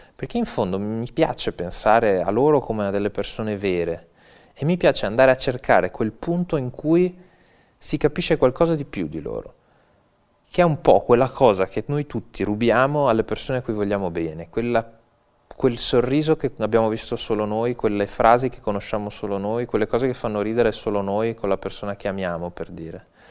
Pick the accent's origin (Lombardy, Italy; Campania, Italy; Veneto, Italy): Veneto, Italy; Venice; Io sono veneziano